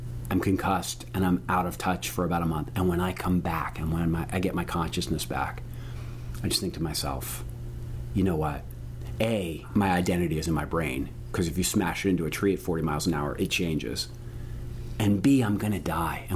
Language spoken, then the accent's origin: English; outside of Philadelphia, Pennsylvania, United States; I grew up outside of Philadelphia.